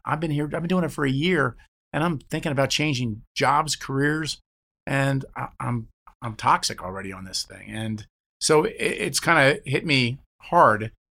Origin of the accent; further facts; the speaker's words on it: New Jersey, United States; I'm a guy from New Jersey